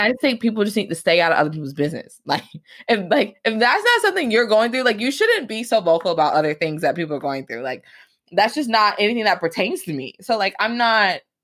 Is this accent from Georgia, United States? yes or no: yes; Atlanta, Georgia, United States; now in Michigan, United States; I grew up in Atlanta, Georgia